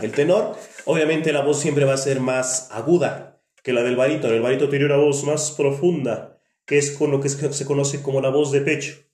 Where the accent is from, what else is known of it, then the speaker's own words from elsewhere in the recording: Coacalco, State of Mexico, Mexico; yo nací aquí efectivamente en Coacalco. Yo recuerdo que cuando iba a la primaria